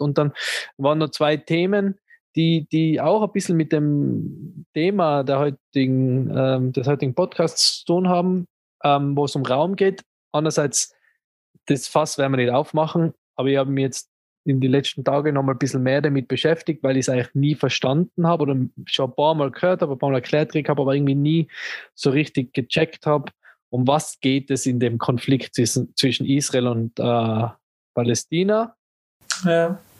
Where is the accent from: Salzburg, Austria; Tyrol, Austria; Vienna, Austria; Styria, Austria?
Tyrol, Austria; als, als Tiroler